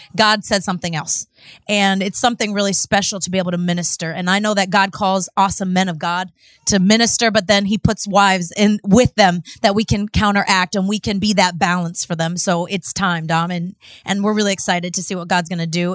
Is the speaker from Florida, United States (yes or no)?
yes; Cocoa Beach, Florida, United States; moved away as an adult; now in Mexico; I'm from Cocoa Beach, Florida.